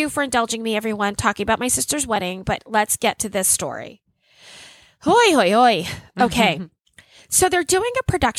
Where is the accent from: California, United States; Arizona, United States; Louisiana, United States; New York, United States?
Louisiana, United States; And I come from Louisiana.